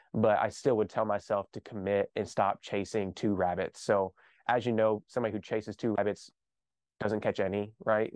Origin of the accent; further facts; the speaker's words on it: Kentucky, United States; I grew up here in Kentucky